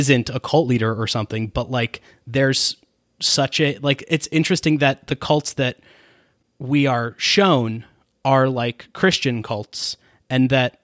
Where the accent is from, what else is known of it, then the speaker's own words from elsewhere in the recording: the South, United States; I'm from the South